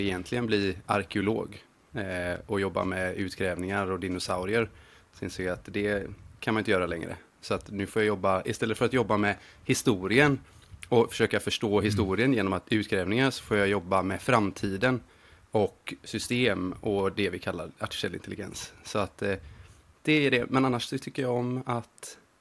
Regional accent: Gothenburg, Västra Götaland, Sweden; moved away as an adult; now in Montreal, Canada; jag är en grabb från Göteborg

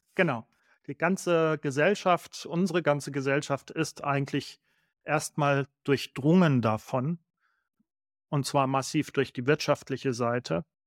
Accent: Baden-Württemberg, Germany; ich bin in Baden geboren, vielleicht hat man es eben gehört.

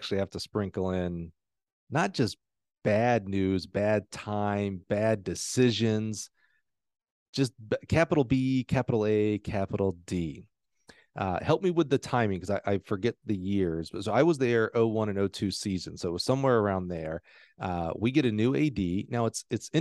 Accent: Alabama, United States; I'm from Alabama

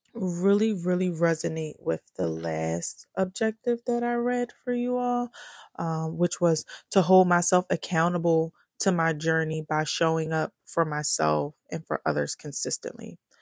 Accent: Philadelphia, Pennsylvania, United States; I am from Philly, born and raised North Philly to be exact

